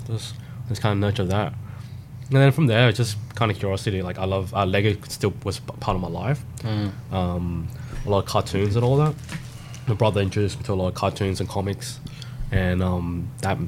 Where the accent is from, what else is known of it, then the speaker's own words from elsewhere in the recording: South Australia, Australia; also born or lived in Thailand; I moved to Australia practically a couple months old